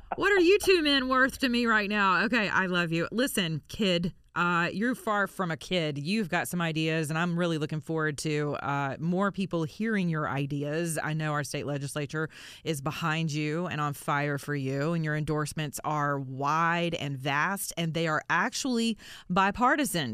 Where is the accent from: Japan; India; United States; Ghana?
United States; the South; I'm from the South. We say stuff like this